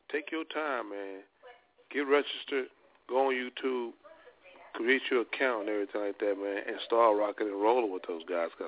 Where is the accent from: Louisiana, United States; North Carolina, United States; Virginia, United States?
Louisiana, United States; I'm from Louisiana.